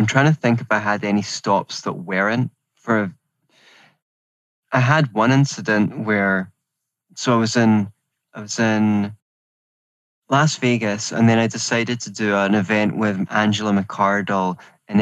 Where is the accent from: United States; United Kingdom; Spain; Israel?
United Kingdom; Scotland; moved away as an adult; As you can hear, I'm from Scotland